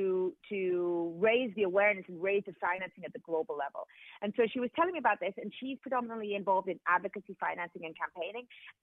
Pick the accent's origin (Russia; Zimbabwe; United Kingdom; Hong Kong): Hong Kong; also born or lived in Japan / Spain; So I'm half Swiss, half Colombian. I was born in Japan and raised in Hong Kong and Spain.